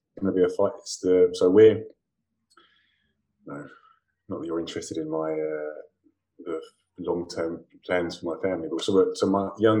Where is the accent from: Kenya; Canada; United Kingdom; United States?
United Kingdom; England; also born or lived in London; now in North East England, United Kingdom; I'm an Englishman. I live in England and I spend my whole of my life in England. That's just because by chance I was born here.